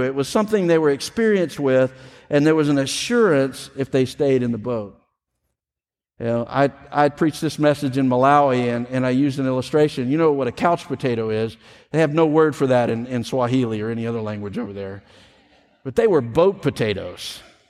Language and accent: English; the South, United States; I grew up in the South. I have grandparents that lived in Mississippi